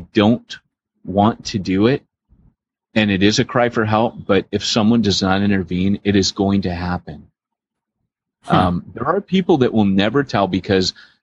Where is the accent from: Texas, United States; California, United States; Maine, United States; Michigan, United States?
California, United States; Southern; growing up in Southern California, we had a place near us called, Wild Rivers